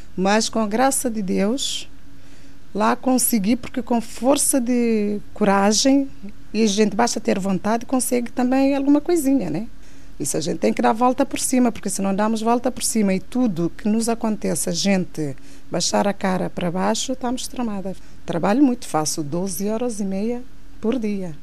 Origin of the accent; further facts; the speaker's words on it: Santa Catarina, Santiago, Cape Verde; moved away; Nasci em Cabo Verde, Santa Catarina